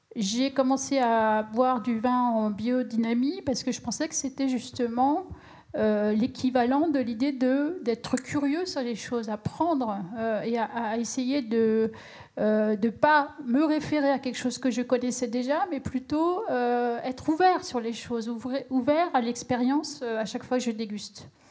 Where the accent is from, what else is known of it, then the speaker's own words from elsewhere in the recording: Champagne, Grand Est, France; je viens de la Champagne